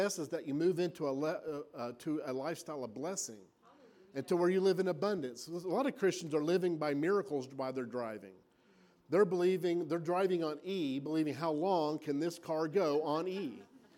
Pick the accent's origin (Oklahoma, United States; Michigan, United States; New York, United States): Oklahoma, United States; I'm from Oklahoma